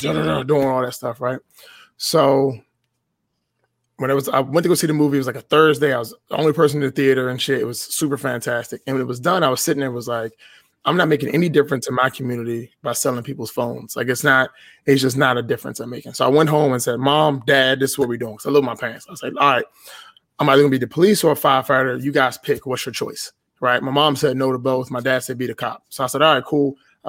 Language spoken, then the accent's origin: English; Washington, District of Columbia, United States; So, I was born and raised in Washington, D.C., right? I live just outside of the city now